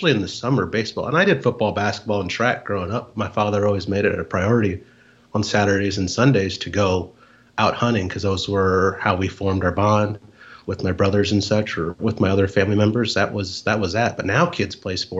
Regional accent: Nebraska, United States; also born or lived in San Marcos, Texas; I grew up in Nebraska

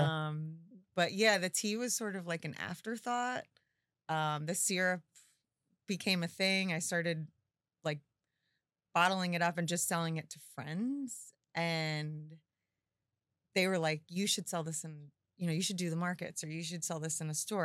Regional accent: Forked River, New Jersey, United States; I grew up in Fork Ridge River on the water

